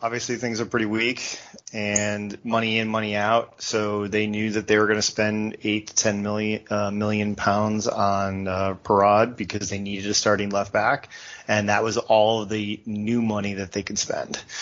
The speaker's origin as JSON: {"language": "English", "country": "United States", "said": "as an American"}